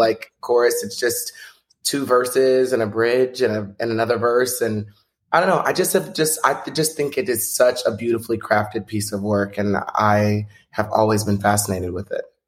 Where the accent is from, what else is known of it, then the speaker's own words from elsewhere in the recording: Texas, United States; when I was growing up in Texas